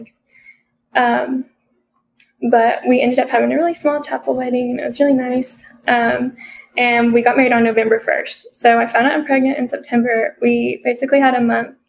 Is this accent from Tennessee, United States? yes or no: yes; Harrogate, Tennessee, United States; moved away as an adult; now in Johnson City, United States; I'm originally from Harrogate, Tennessee, but I moved to Johnson City, Tennessee last year